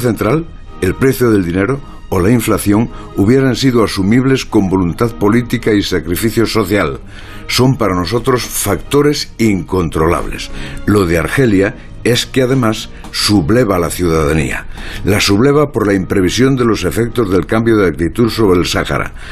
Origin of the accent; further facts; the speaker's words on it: Galicia, Spain; mi tierra gallega